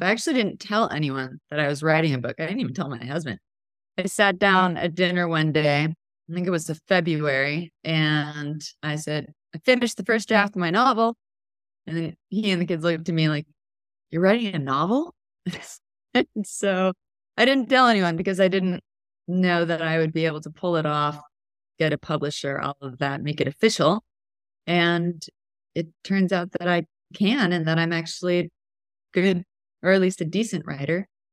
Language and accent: English; Texas, United States; moved away; also born or lived in Portland, Oregon; I grew up in Texas